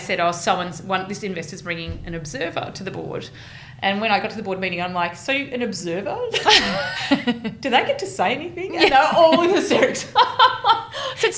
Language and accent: English; Geelong, Victoria, Australia; now in Melbourne, Australia; I'm from Geelong